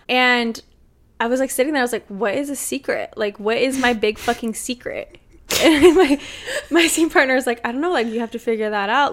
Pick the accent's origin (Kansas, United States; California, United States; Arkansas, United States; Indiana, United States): California, United States; Los Angeles; I'm literally from L